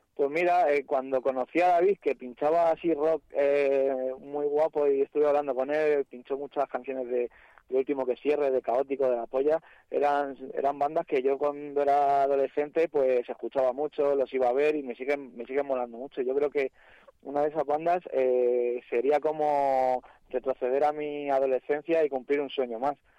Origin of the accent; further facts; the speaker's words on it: Madrid, Community of Madrid, Spain; somos de Carabanchel, nos hemos criado enfrente de una cárcel